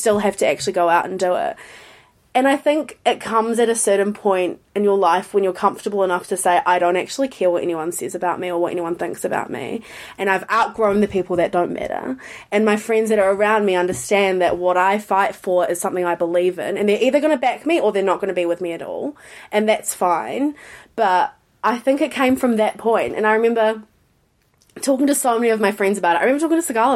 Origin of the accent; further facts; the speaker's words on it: New Zealand; When you're growing up in New Zealand, which I am so grateful for, love New Zealand